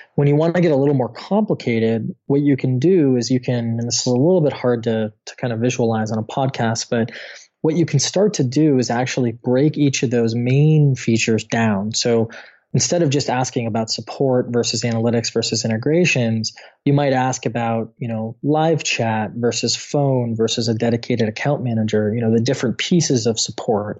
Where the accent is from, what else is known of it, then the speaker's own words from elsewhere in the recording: Midwest, United States; I'm from the Midwest in the States